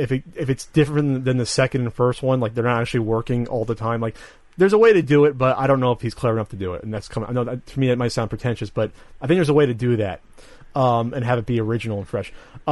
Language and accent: English; New Jersey, United States; I'm from Jersey.